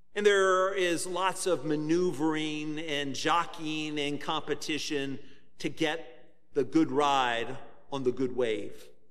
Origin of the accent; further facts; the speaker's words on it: Virginia Beach, Virginia, United States; When I was a teenager growing up in Virginia Beach